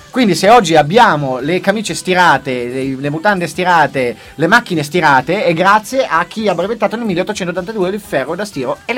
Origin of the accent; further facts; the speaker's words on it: Urbino, Marche, Italy; Io di Urbino.